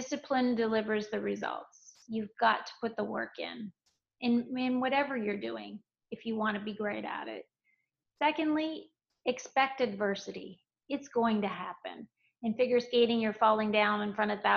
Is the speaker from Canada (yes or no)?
yes; Canada; I trained in figure skating in Canada, my home country, during my childhood and through teenage years